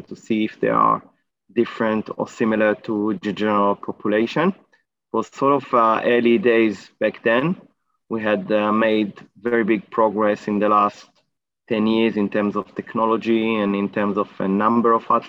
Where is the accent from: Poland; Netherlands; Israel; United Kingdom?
Israel; moved away as an adult; now in Australia; So I arrived to Australia about 10, 11 years ago, 2011. I came from Israel. I did my PhD in Israel